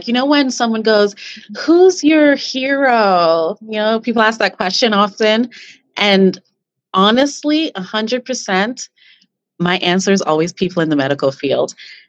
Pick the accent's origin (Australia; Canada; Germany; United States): Canada; because, you know, we're Canadian.